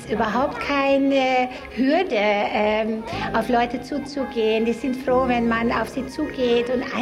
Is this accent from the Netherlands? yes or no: yes; Netherlands; now in Germany; Ich bin Holländerin, wohne aber seit fast 33 Jahren in Deutschland